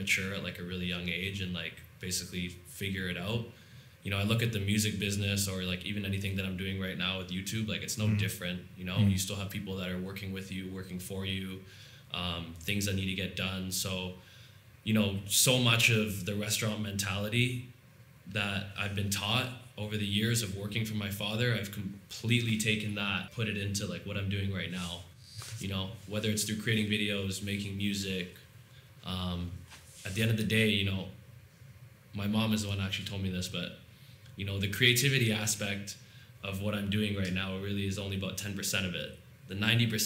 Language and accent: English; Toronto, Ontario, Canada; I'm from Toronto, Ontario.